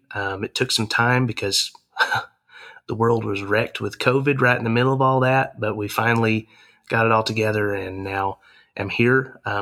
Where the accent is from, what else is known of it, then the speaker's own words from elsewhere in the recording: Harrison, Arkansas, United States; And so I grew up there around Harrison and was in youth groups and graduated from high school in 2010, came over here to the university